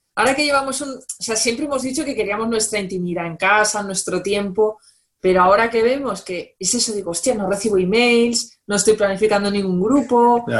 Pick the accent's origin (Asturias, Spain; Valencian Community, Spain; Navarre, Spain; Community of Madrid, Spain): Valencian Community, Spain; Valencia; moved away; yo soy de Valencia